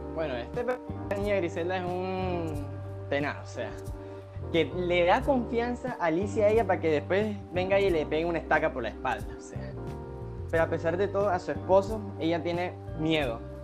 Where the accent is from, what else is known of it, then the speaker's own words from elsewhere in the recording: Colombia; nuestra literatura como colombianos